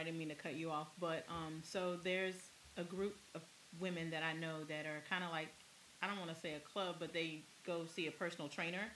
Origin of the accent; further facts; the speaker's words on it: Maryland, United States; I'm from Maryland. So I know what Maryland crab tastes.